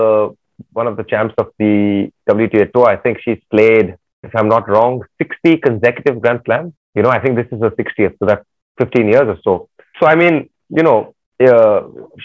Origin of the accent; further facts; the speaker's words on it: Chennai, Tamil Nadu, India; I was from Chennai